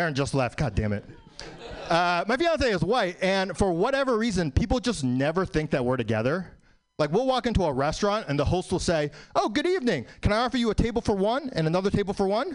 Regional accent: New York City, New York, United States; born in New York, still live in New York.

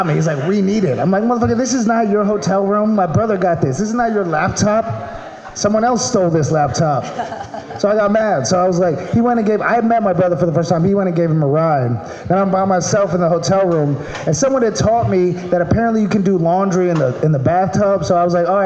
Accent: Maryland, United States; now in California, United States; I'm from Maryland

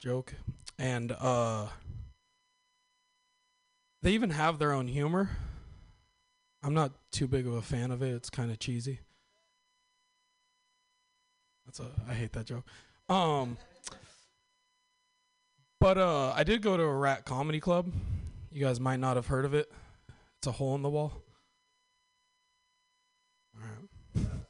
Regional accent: Northern California, United States; I'm from Northern California, and I was actually born in, like, the traditional Northern California way

